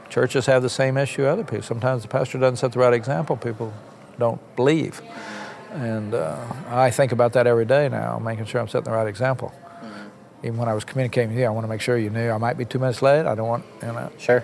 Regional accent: Copan, Oklahoma, United States; moved away as an adult; also born or lived in Bartlesville, Oklahoma / Washington; I was born in Bartlesville, right down the street, and uh, I lived in Oklahoma for 20 years. Never left the state. Um, until I was 20 years old. Grew up on a little farm up in near the Kansas border in Copan, Oklahoma

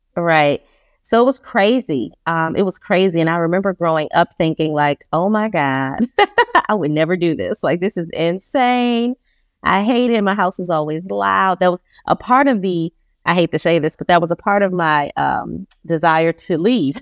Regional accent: Detroit, Michigan, United States; moved away as an adult; now in Charlotte, United States; I'm a Detroit girl, born and raised in Detroit, Michigan

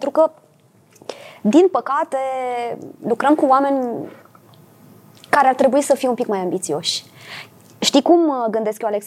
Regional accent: Bucharest, Romania; Suntem niște oameni de la București. Ce este Bucureștiul pe harta cinematografiei?

